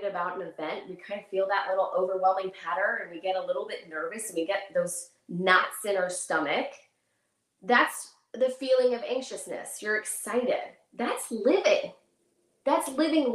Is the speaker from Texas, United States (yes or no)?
yes; McKinney, Texas, United States; I am from McKinney, Texas.